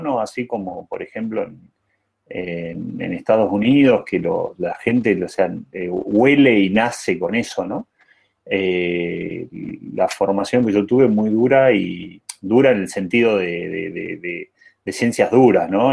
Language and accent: Spanish; Jujuy, Argentina; moved away; also born or lived in Buenos Aires; Yo soy jujeño, orgulloso de ser jujeño, nacido y criado en Jujuy, eh, emigrante a Buenos Aires